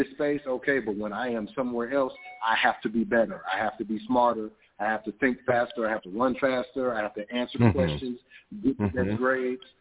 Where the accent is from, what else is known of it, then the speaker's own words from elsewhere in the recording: Miami, Florida, United States; now in Atlanta, United States; I grew up in Miami, Florida